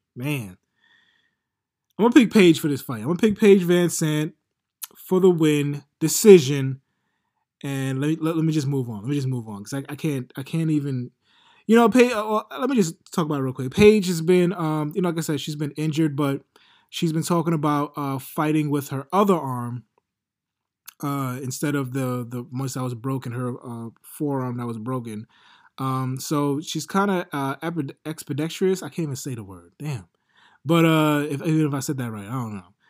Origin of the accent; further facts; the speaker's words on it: New York City, New York, United States; I'm from Queens, but We right next to Brooklyn